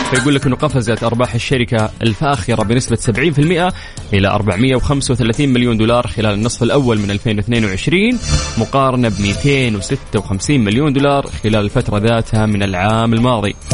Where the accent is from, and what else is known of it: Saudi Arabia